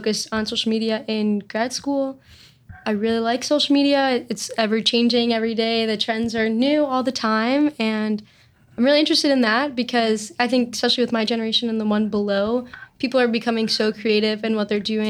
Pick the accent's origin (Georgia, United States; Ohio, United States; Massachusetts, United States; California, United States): Ohio, United States; Cleveland; Born and raised in Cleveland, Ohio.